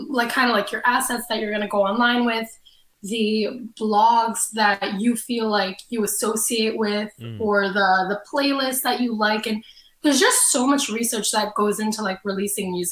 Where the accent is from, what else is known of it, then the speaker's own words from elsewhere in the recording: Canada; I'm Canadian too